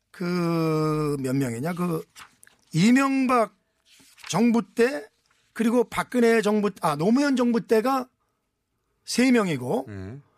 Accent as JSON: {"language": "Korean", "town": "Anseong", "region": "Gyeonggi Province", "country": "South Korea", "tie": "born or raised there", "said": "안성 출신"}